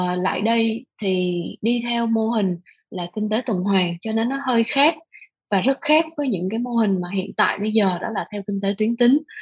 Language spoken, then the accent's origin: Vietnamese; Vietnam